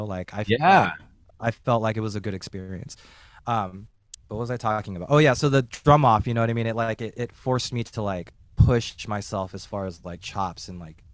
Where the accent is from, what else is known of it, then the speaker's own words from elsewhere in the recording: Bay Area, California, United States; moved away as an adult; also born or lived in San Jose; now in San Diego, United States; I grew up in the Bay Area.